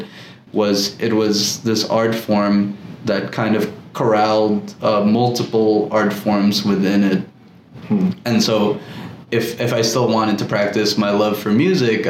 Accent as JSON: {"language": "English", "town": "Manila", "region": "Metro Manila", "country": "Philippines", "tie": "born or raised there", "moved": "yes", "lives_now": "New York, United States", "said": "Growing up in Manila and going to like this all boys Catholic school"}